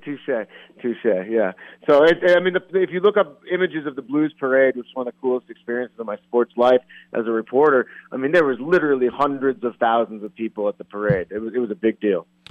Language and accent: English; St. Louis, Missouri, United States; also born or lived in Denver, Colorado; since I'm from there